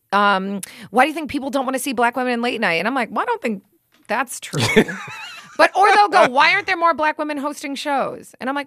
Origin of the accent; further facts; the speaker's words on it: Iowa, United States; I was born and raised in Iowa.